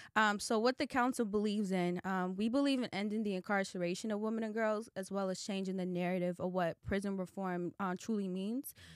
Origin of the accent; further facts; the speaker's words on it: Boston, Massachusetts, United States; now in Atlanta, United States; Roxbury is actually my hometown